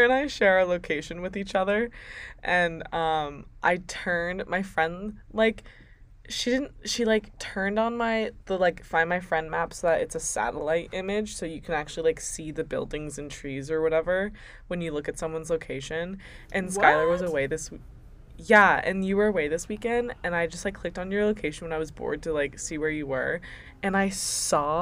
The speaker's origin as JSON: {"language": "English", "region": "East Coast", "country": "United States", "also_born_or_lived": "Midwest", "moved": "yes"}